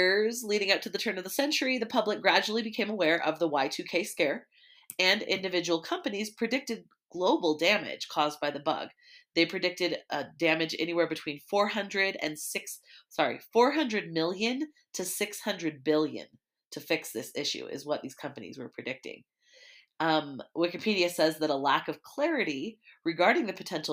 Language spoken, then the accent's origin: English; Oregon, United States; I was from Oregon